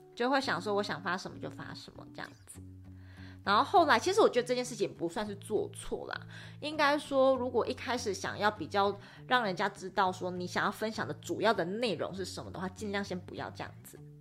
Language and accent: Chinese; Tainan, Taiwan; moved away; 我是台南人